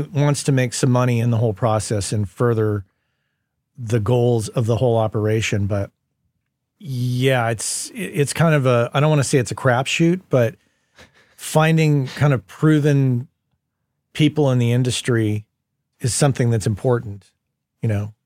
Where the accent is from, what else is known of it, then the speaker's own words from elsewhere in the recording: Las Cruces, New Mexico, United States; moved away as an adult; also born or lived in San Francisco; Las Cruces, where we grew up in New Mexico